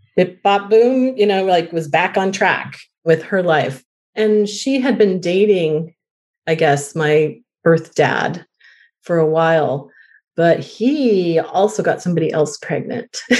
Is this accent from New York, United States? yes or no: no; Colorado, United States; I was born in Colorado